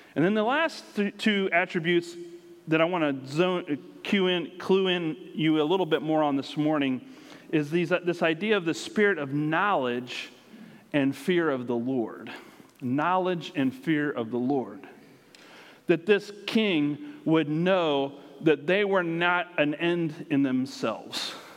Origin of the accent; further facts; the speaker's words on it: United States; moved away; where we grew up has grown and grown, and around the Washington, D.C. area